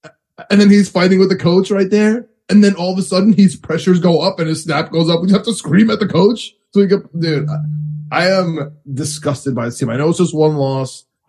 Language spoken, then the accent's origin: English; Staten Island, New York, United States; I'm from Staten Island.